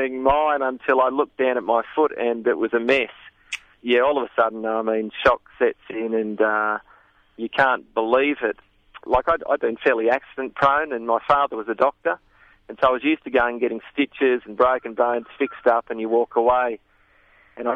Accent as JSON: {"language": "English", "town": "Sydney", "region": "New South Wales", "country": "Australia", "tie": "born or raised there", "moved": "yes", "lives_now": "Dalby, Australia", "said": "I had a fantastic childhood growing up in Sydney suburbs"}